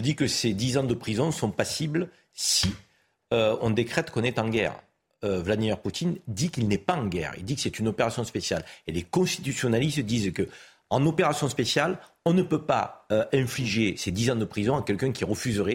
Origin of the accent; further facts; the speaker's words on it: France; chez nous, en France